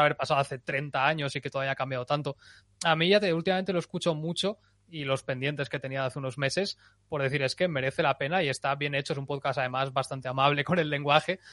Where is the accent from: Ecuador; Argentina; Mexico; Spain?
Spain; Valencian Community; yo que soy valenciano